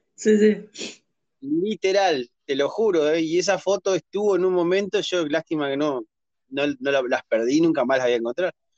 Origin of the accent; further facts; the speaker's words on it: Entre Ríos, Argentina; de Argentina soy